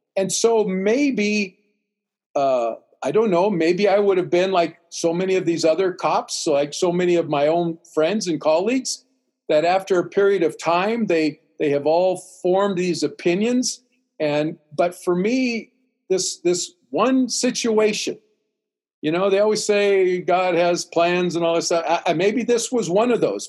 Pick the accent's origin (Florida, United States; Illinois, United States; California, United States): California, United States; Central; also born or lived in Los Angeles / Oklahoma / Greece; growing up in Central California, we have a large Hispanic community.